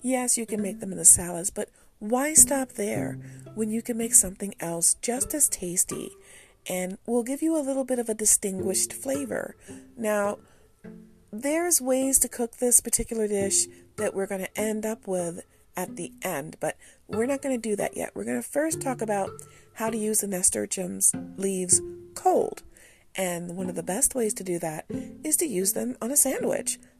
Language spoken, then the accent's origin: English; United States; I'm an American